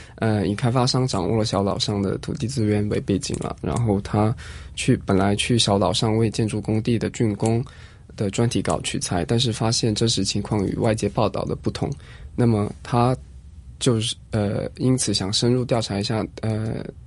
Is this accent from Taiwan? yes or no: no; Shantou, Guangdong, China; 我家乡汕头一个小岛上